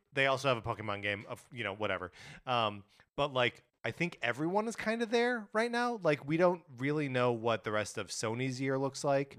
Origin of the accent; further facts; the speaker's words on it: Wisconsin, United States; now in Los Angeles, United States; growing up in Wisconsin